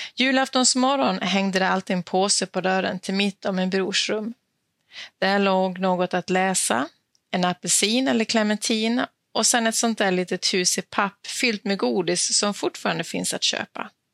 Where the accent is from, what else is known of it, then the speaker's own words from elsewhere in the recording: Dalarna County, Sweden; now in Skåne, Sweden; jag är född och uppvuxen i Dalarna